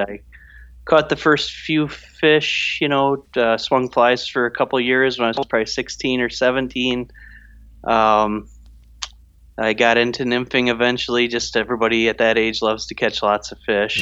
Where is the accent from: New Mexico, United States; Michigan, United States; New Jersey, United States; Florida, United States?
Michigan, United States; Grandville; I grew up in West Michigan, a little town called Granville